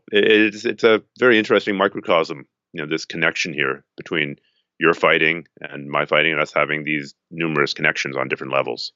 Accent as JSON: {"language": "English", "country": "Canada", "said": "I'm a Canadian"}